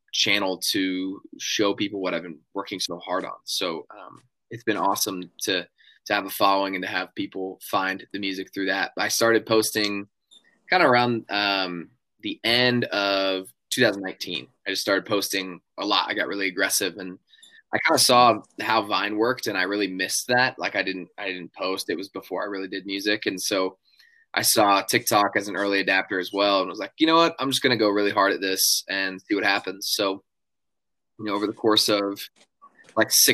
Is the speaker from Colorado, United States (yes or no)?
yes; Denver, Colorado, United States; now in Nashville, United States; I grew up in Colorado